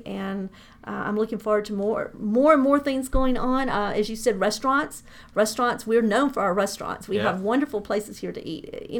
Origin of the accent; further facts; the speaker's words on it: DeKalb County, Georgia, United States; also born or lived in Doraville; I've lived in Doraville for 30-something years. I grew up in DeKalb County, so I'm very familiar with the area.